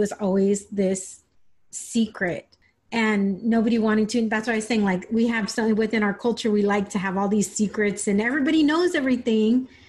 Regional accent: San Diego, California, United States; I grew up in San Diego. I grew, this is where I was born

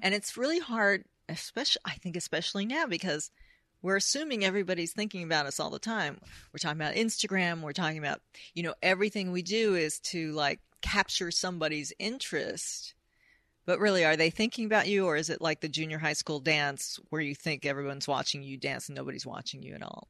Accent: United States; I'm American

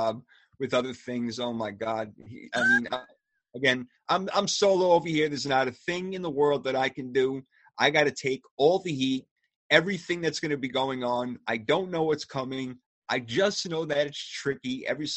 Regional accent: New York, United States; I'm from New York

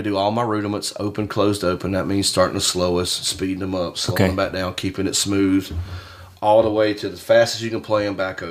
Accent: Columbia, South Carolina, United States; also born or lived in Myrtle Beach, South Carolina; I grew up in Columbia, where I was grew up when I was younger before I moved to the beach.

